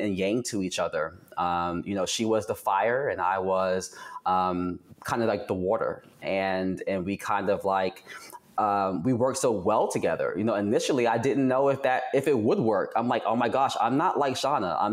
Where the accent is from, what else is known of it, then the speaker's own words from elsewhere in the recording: New York City, New York, United States; moved away as an adult; also born or lived in Atlanta; I am born and raised in Brooklyn, New York